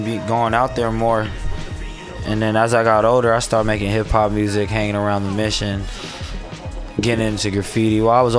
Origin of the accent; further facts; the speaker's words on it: San Francisco, California, United States; I grew up in the Excelsior, right there on Geneva, right across the street from the Cow Palace